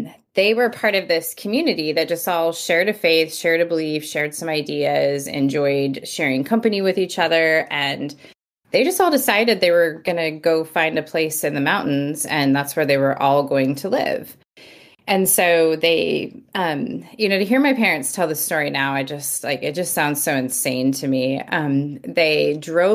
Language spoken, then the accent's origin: English; near Yosemite National Park, California, United States; also born or lived in Bakersfield, California; I grew up in the mountains of California, just outside Yosemite National Park